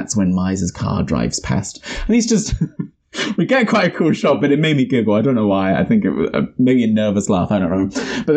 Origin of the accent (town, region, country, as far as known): New Zealand